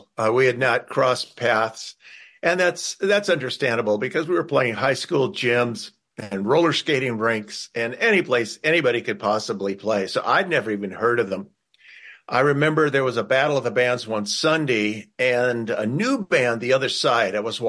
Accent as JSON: {"language": "English", "region": "California", "country": "United States", "tie": "born or raised there", "said": "And growing up in California in the Bay Area, when it was all orchards, it was so easy for a kid to just love nature and be part of it."}